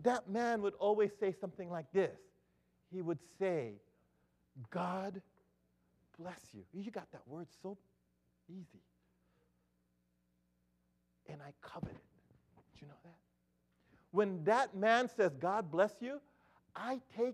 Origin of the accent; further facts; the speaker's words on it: Philippines; as a Filipino